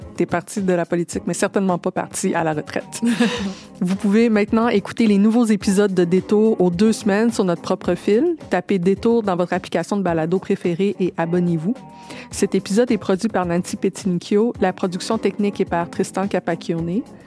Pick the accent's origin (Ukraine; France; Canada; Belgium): Canada; Lévis, Quebec; je viens de la banlieue de Québec